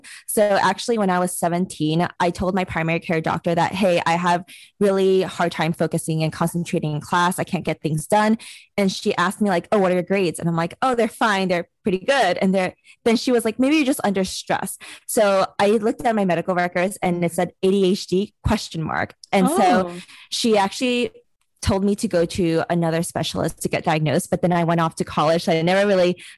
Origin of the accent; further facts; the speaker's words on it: New York City, New York, United States; I am Chinese American, and I was born and raised in New York City